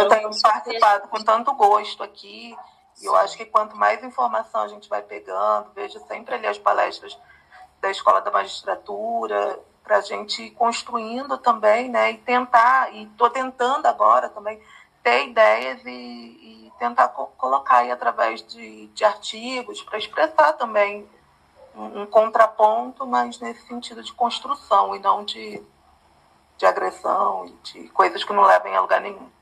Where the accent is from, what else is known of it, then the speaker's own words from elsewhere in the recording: Rio de Janeiro, Brazil; moved away; also born or lived in São Paulo; estava no Rio, eu sou do Rio